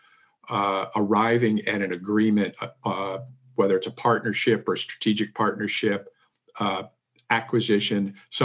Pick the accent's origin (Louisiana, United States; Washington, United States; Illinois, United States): Washington, United States; Seattle; moved away; also born or lived in Miami / Silicon Valley; I was born and raised in Seattle